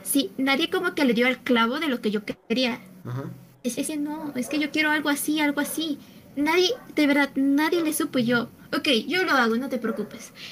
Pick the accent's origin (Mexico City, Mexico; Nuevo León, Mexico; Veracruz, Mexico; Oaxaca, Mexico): Mexico City, Mexico; yo soy de la Ciudad de México